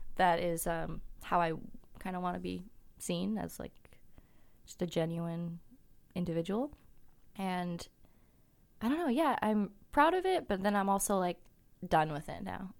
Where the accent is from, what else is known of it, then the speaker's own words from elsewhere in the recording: Kelowna, British Columbia, Canada; moved away as an adult; now in Vancouver, Canada; I'm from Kelowna and it's a small town